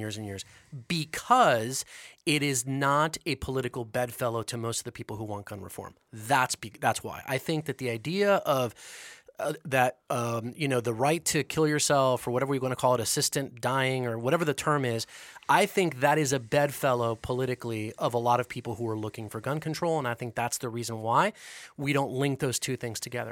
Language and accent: English; United States; being an American